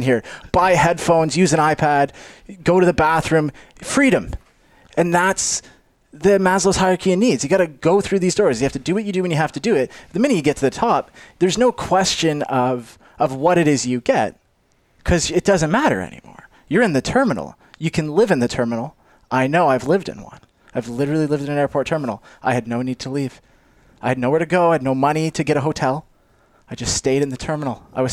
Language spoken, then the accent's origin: English; Canada; I'm Canadian